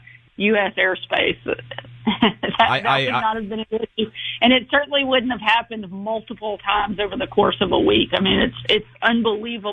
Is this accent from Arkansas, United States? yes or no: yes; Arkansas, United States; here in my home state of Arkansas